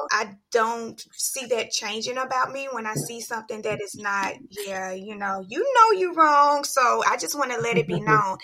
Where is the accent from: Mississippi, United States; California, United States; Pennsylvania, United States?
Mississippi, United States; Mississippi Delta, United States; my hometown and we've collectively had great people come out of the Mississippi Delta